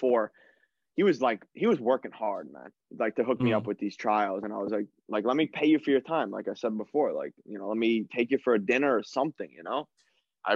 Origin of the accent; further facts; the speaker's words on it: New York, United States; moved away as an adult; we're from New York